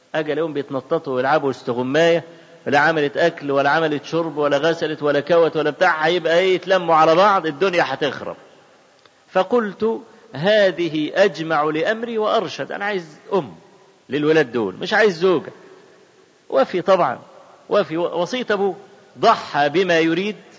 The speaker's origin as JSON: {"language": "Arabic", "town": "Cairo", "region": "Cairo Governorate", "country": "Egypt", "said": "احنا عندنا في القاهرة ميدان اسمه ميدان باب الشعرية"}